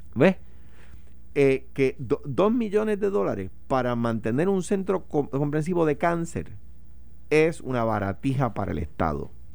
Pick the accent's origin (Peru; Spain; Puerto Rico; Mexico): Puerto Rico; a los puertorriqueños. En eh, particular a los latinos en general, pero, pero con nosotros en particular